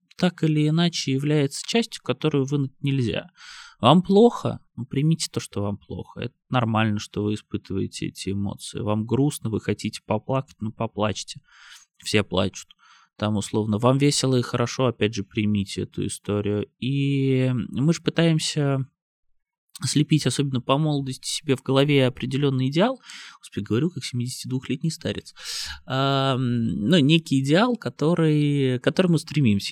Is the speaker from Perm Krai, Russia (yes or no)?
no; Saint Petersburg, Russia; Это мой родной город. Это место, в котором я родился, вырос